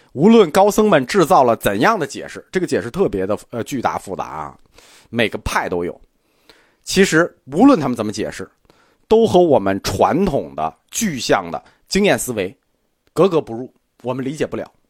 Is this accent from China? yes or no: yes; China; 我们中国人